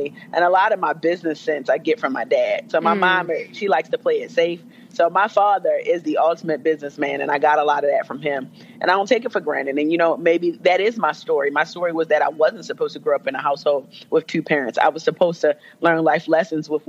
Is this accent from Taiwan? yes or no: no; Jamaica; as a Jamaican